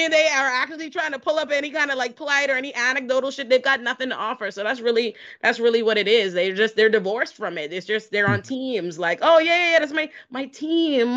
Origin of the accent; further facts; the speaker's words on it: Bahamas; also born or lived in Boca Raton, Florida; now in United States; I was raised in the Bahamas